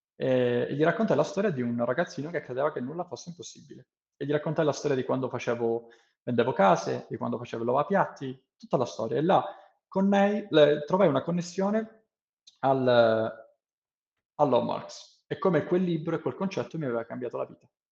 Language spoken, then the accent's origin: Italian; Italy; first language Italian; moved away; sono tornato in Italia